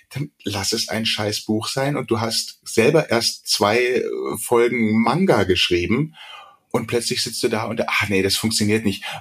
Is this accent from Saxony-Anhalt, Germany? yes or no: no; Berlin, Germany; now in Munich, Germany; ich bin ja gebürtiger Berliner, bin zwar seit 75 in München, aber ich habe tatsächlich eher einen münchnerischen Akzent gehabt immer